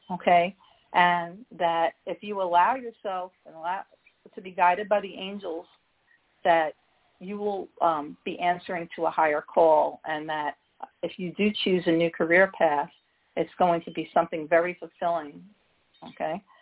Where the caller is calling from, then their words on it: Midwest, United States; I'm calling from um, the Midwest.